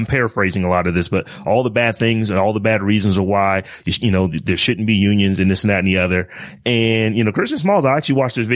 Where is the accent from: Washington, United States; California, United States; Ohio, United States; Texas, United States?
Ohio, United States; Northeast; I grew up in Northeast Ohio.